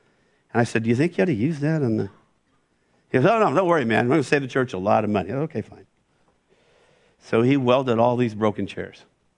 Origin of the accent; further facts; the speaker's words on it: West Coast, United States; I didn't know anybody at Moody. I came from the West Coast.